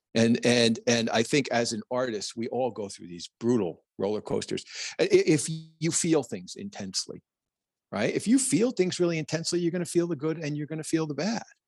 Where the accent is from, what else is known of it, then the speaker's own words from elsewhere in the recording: New Jersey, United States; I'm a kid from Jersey